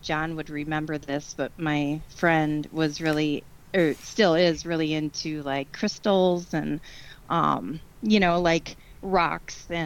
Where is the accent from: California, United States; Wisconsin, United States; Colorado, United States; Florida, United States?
Wisconsin, United States; I am from Wisconsin